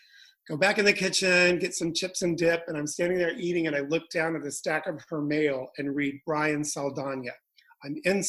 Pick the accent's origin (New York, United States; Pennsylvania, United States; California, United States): New York, United States; also born or lived in Malibu; as a New Yorker, I never get to drive anywhere